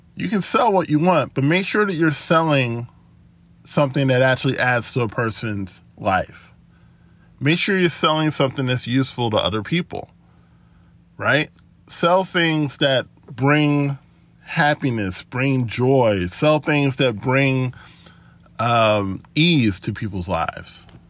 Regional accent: United States; being born in the United States and, and being an American citizen

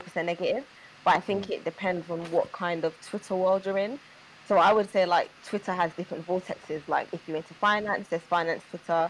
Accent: London, United Kingdom; I grew up in Peckham.

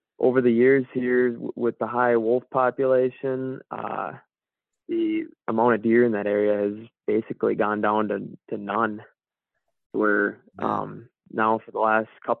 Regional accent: Zimmerman, Minnesota, United States; also born or lived in Duluth, Minnesota; now in Ely, United States; I grew up in Zimmerman

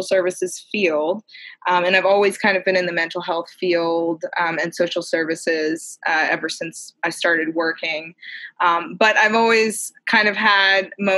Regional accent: Massachusetts, United States; I grew up in Massachusetts and had a huge, you know, forest in the backyard

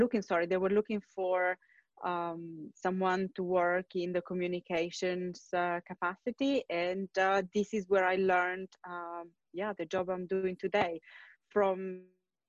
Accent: Turin, Piedmont, Italy; moved away; I'm originally from Italy, from the north, Torino, which is not exactly close to the sea

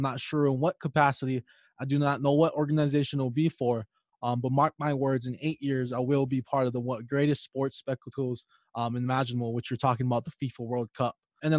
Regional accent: Hawaii, United States; I grew up in Hawaii.

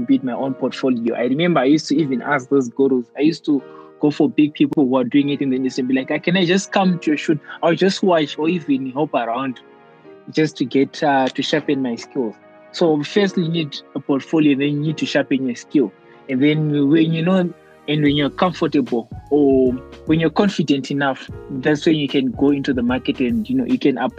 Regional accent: Mutare, Manicaland, Zimbabwe; moved away as an adult; now in Harare, Zimbabwe; I was born in Mutare and I grew up in Mutare. And then I recently moved to, I moved to Harare last year. And now I'm based in Harare.

